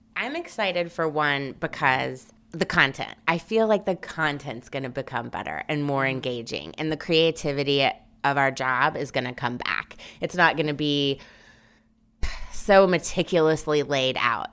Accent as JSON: {"language": "English", "town": "Memphis", "region": "Tennessee", "country": "United States", "also_born_or_lived": "New Orleans", "moved": "as an adult", "lives_now": "New York, United States", "said": "I'm originally from Memphis, Tennessee, went to school at Tulane in New Orleans, and then moved to New York the day after graduation"}